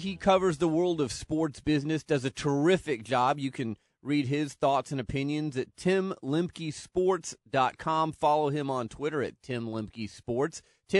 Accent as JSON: {"language": "English", "town": "Phoenix", "region": "Arizona", "country": "United States", "tie": "born or raised there", "said": "I'm from Phoenix. I'm a Phoenix, Arizona native."}